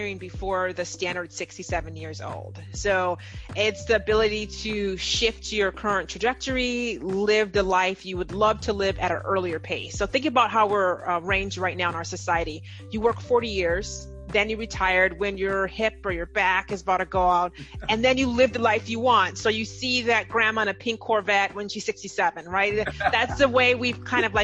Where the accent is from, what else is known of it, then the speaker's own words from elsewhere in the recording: Nigeria; I'm Nigerian